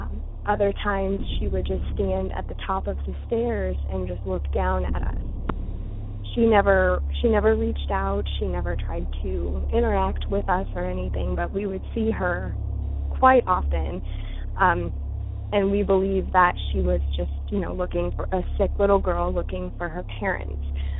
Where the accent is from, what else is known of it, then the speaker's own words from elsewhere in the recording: Uniontown, Ohio, United States; I grew up in Uniontown, Ohio